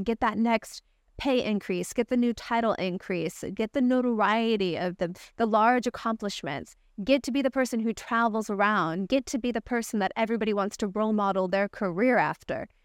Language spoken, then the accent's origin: English; Rolla, Missouri, United States; moved away; also born or lived in Los Angeles / San Francisco; when I was a little girl, I grew up in the United States in Raleigh, Missouri, a little podunk town